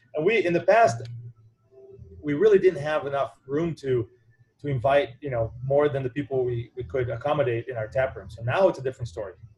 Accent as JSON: {"language": "English", "country": "Brazil", "moved": "yes", "lives_now": "Evanston, United States", "said": "I am from Brazil originally"}